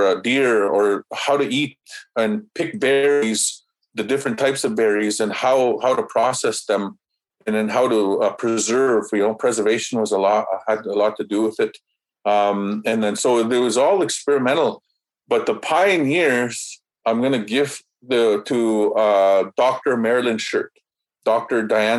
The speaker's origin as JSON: {"language": "English", "country": "Canada", "first_language": "Cree", "second_language": "English", "said": "And I said that in the Cree language. And, you know, I say that because my first language is Cree."}